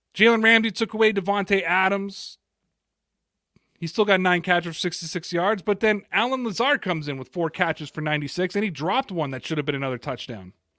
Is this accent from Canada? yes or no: yes; Toronto, Ontario, Canada; I'm from Toronto